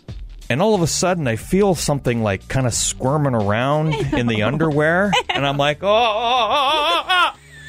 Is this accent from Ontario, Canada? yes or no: yes; Belleville, Ontario, Canada; When I was a kid growing up in Belleville